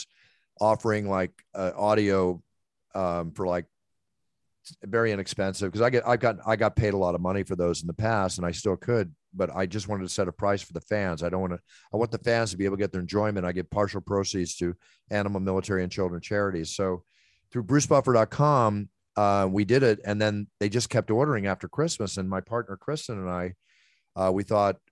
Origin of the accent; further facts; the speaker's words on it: Philadelphia, Pennsylvania, United States; moved away; Philadelphia is my hometown